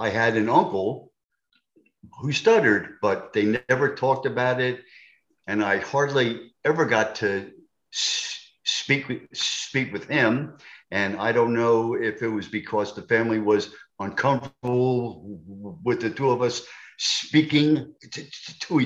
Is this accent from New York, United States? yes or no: yes; New York, United States; accent: New York; moved away; also born or lived in Delaware; I'm a New Yorker. Tough kids. Tough kids and unmerciful. I mean, I had to fight almost every day